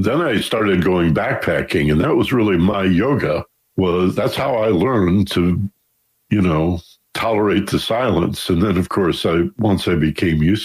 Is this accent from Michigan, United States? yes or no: yes; Michigan, United States; now in Los Angeles, United States; I was born and raised in Michigan